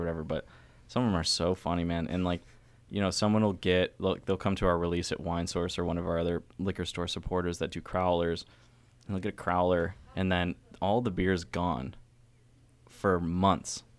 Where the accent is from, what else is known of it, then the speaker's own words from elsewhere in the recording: New York, United States; now in Baltimore, United States; I'm from New York State